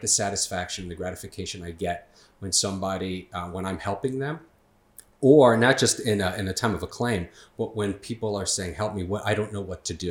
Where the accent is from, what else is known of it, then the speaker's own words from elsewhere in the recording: Long Island, New York, United States; born and raised on Long Island